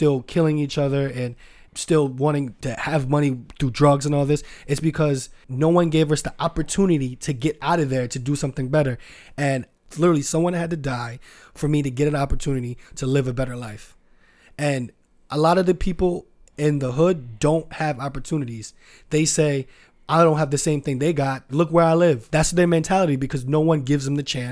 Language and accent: English; New York City, New York, United States; I was born in the Bronx and my mother died when I was 3. I didn't know my father until a couple of months ago. I grew up with my grandmother